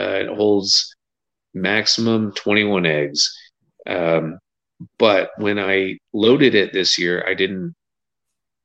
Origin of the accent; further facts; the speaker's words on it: Scotland, United Kingdom; I'm Scottish